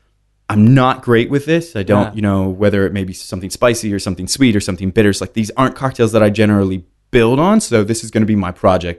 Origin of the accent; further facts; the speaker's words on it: Pennsylvania, United States; No. So I was born in Lancaster County.